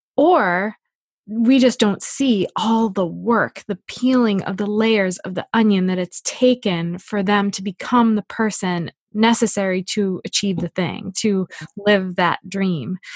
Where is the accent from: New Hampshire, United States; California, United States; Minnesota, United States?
New Hampshire, United States; I'm from New Hampshire.